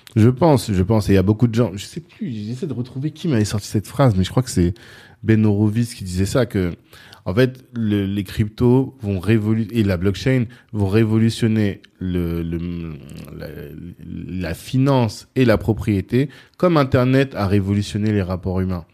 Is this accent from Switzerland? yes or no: no; Central African Republic; moi je suis centrafricain